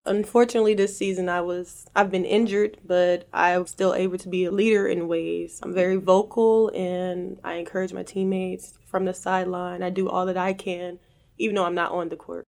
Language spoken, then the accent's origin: English; Galveston, Texas, United States; I'm from Galveston, Texas